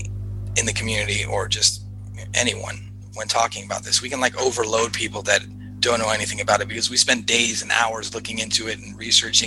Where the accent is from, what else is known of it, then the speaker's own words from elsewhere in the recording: Los Angeles, California, United States; growing up in Los Angeles